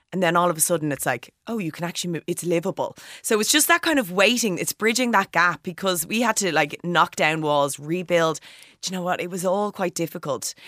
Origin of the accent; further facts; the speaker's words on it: Bray, County Wicklow, Ireland; now in Dublin, Ireland; I'm from County Wicklow, I'm from Bray, uh, but I live in Dublin